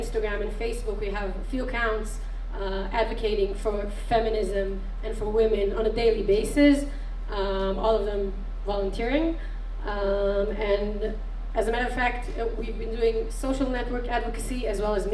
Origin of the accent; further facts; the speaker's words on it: Tel Aviv, Tel Aviv District, Israel; I'm from Tel Aviv